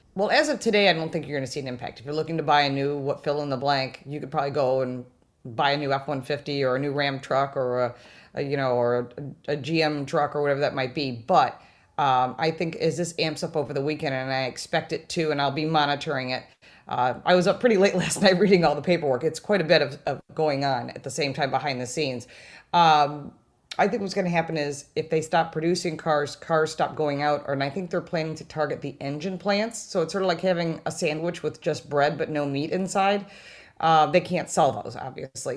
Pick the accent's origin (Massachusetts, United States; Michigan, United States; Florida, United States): Michigan, United States; Detroit; moved away; also born or lived in Western New York; I'm originally from Detroit